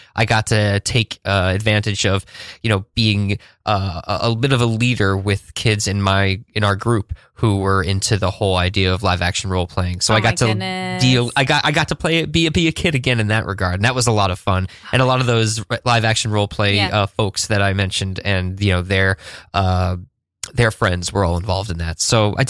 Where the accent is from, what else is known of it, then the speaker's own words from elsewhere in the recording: Woodstock, New York, United States; A bunch of contemporaries when I was growing up in Woodstock were big into like adventure game theater